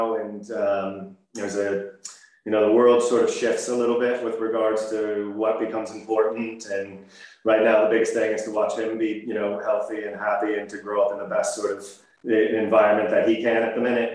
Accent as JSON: {"language": "English", "region": "Maryland", "country": "United States", "tie": "born or raised there", "also_born_or_lived": "Massachusetts / Los Angeles", "moved": "as an adult", "lives_now": "Northern Ireland, United Kingdom", "said": "My family's from Massachusetts, and I grew up or spent my formative years in Maryland"}